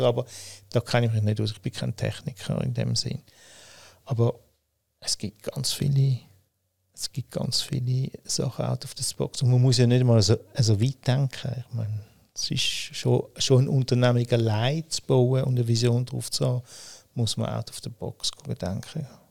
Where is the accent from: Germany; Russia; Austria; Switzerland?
Switzerland; Winterthur, Zurich; ich bin hm, in Winterthur aufgewachsen und geboren, äh, habe aber mein Leben in Zürich gelebt